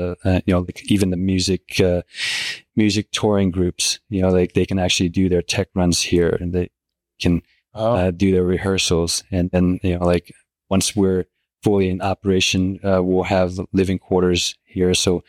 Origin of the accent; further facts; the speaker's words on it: Michigan, United States; also born or lived in Utah; now in California, United States; I grew up in Michigan for a year, and then lived in Utah for 12, and that before I moved to California. So I know a little bit about the snow and the seasons.